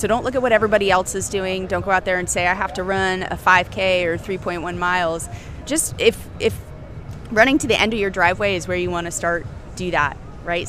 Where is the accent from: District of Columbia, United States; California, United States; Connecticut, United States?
Connecticut, United States; New Haven; moved away as an adult; now in New Orleans, United States; Originally, I am from New Haven, Connecticut, but I've been in New Orleans for about 2 years now